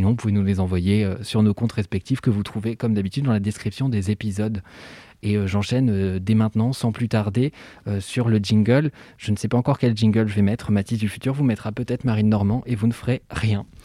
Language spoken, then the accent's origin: French; Switzerland; Alors pour le contexte, merci Mimi, je suis suisse, donc ce n'est pas Macron et c'est tant mieux